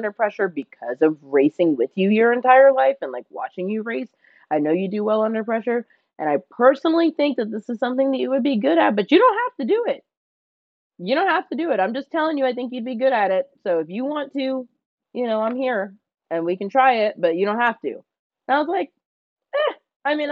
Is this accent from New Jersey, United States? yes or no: yes; New Jersey, United States; moved away as an adult; now in California, United States; I'm from New Jersey, and so when I moved to California for college